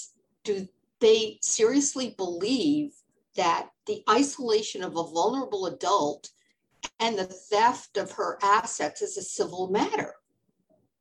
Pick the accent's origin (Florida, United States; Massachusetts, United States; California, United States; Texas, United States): Florida, United States; moved away as an adult; also born or lived in New York; I grew up in Florida and I had moved to New York